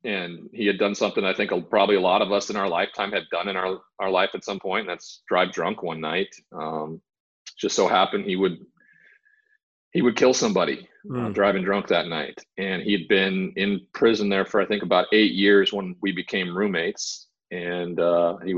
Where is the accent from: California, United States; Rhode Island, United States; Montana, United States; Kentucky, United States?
Montana, United States; growing up in Montana around the cowboy culture